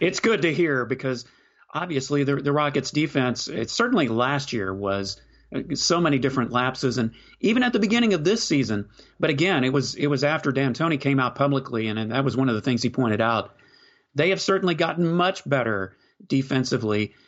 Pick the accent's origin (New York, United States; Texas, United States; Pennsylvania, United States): Texas, United States; Houston; now in Austin, United States; covered U T Sports, but I'm from Houston.